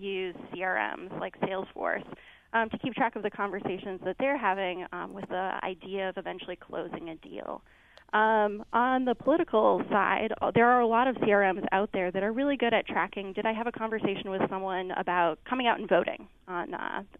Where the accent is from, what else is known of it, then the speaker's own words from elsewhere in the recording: Minneapolis, Minnesota, United States; moved away as an adult; back to Minneapolis, my hometown